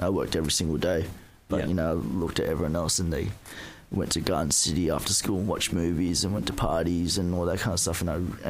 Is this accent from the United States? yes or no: no; Hong Kong; I'm from Hong Kong. Hong Kong. I was born here, so I've pretty much, I was born here. I didn't even go overseas till I was 27, so I was lucky. I was brought up really Asian.